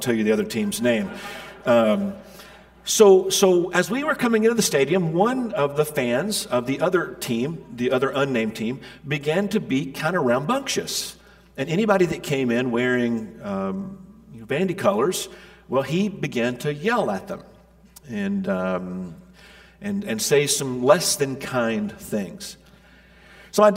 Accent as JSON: {"language": "English", "region": "Middle Tennessee", "country": "United States", "tie": "born or raised there", "said": "I grew up in Middle Tennessee"}